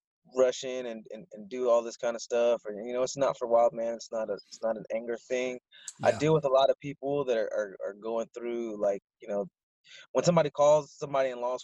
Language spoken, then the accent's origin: English; Barstow, California, United States; I grew up mostly in Barstow, California. It's like a small desert town.